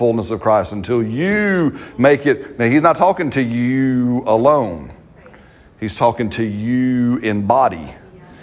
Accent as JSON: {"language": "English", "country": "United States", "said": "I'm an American"}